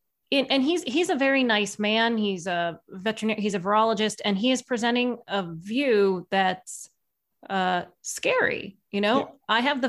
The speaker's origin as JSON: {"language": "English", "country": "Ireland", "said": "Well, I'm Irish. We like to embellish our stories"}